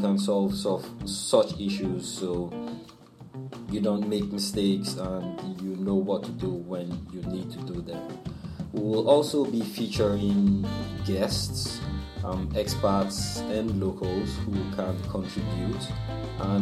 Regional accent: Nigeria; moved away as an adult; now in Malaysia; I'm from Nigeria

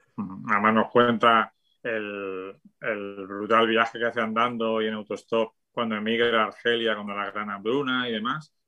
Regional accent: Spain; la España de mi infancia

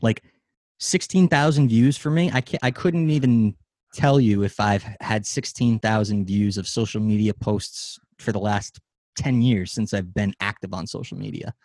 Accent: United States; we as an American society

